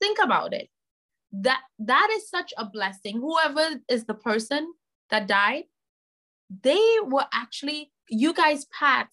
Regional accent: Trinidad & Tobago; now in United States; I'm originally from Trinidad and Tobago, and knowing how my culture deals with debt

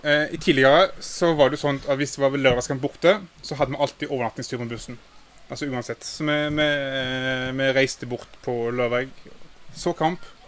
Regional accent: Haugesund, Rogaland, Norway; jeg er jo fra Haugesund

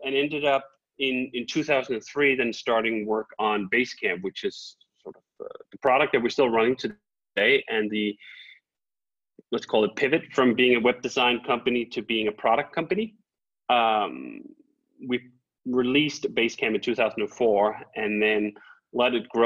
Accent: Copenhagen, Capital Region of Denmark, Denmark; now in Malibu, United States; I'm originally from Copenhagen, Denmark

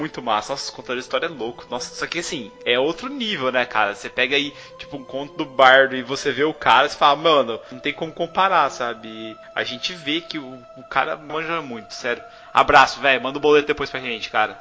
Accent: South Region, Brazil; a gente que é mais do sul

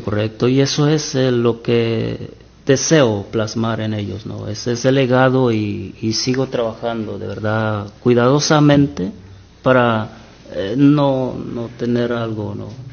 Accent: Buenavista de Allende, Guerrero, Mexico; now in United States; Eh, soy de Guerrero, Guerrero, México. Guerrero, México. Se llama el pueblo Buenavista de Allende Guerrero.

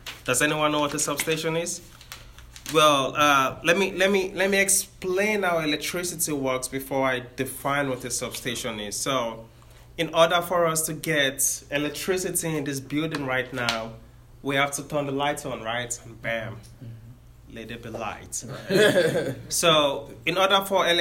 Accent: Nigeria; now in Sacramento, United States; I am from Nigeria. That's why I have my accent.

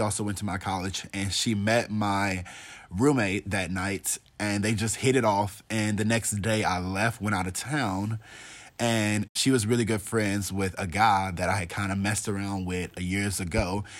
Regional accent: the South, United States; I'm from the Bible Belt. And, like, if you're not Christian here and you don't, like, proclaim that, it's, like, kind of looked down upon.

